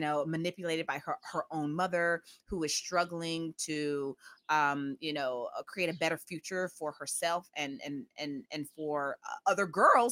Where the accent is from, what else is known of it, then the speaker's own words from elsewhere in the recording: Memphis, Tennessee, United States; accent: Southern; a Memphis native